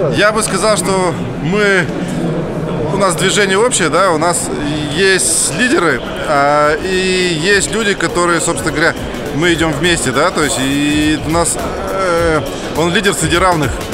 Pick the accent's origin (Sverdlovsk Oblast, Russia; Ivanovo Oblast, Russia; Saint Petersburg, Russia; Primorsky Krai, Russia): Sverdlovsk Oblast, Russia; Revda; я из Ревды, Свердловская область